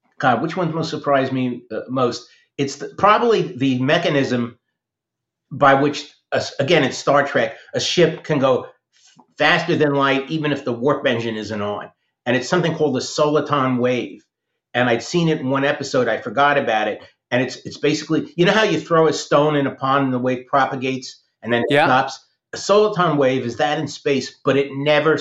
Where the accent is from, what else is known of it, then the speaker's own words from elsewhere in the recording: New Jersey, United States; I grew up in New Jersey next to the USS Ling, which was a World War II submarine in the Hackensack River.